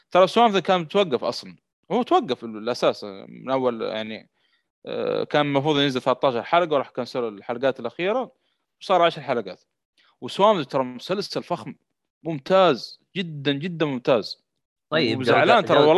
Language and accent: Arabic; Saudi Arabia